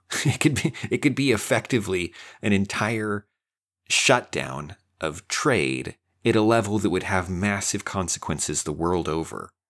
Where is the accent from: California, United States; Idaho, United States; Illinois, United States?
Idaho, United States; now in Texas, United States; I live in Texas. I'm from Idaho.